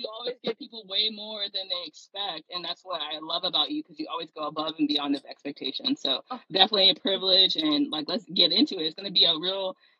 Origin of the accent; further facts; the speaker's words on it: Stockton, California, United States; I'm from Stockton, California.